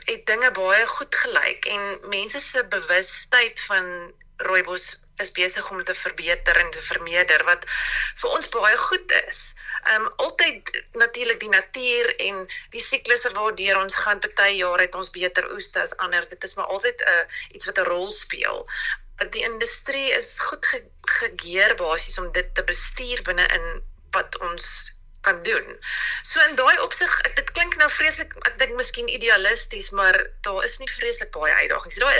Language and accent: Afrikaans; South Africa; ons as Suid-Afrikaners